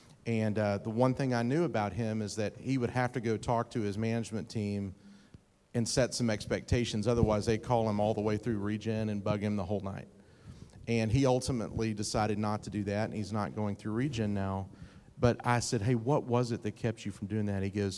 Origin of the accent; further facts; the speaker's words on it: Texas, United States; I'm from East Texas. I should know that one.